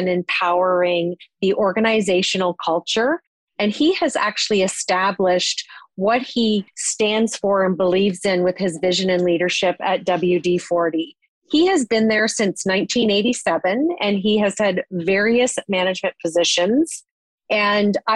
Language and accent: English; Canada